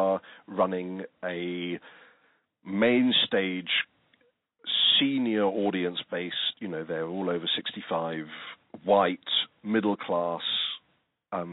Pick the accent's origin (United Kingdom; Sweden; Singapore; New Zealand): United Kingdom; England; now in Australia; although I'm Australian, I come from England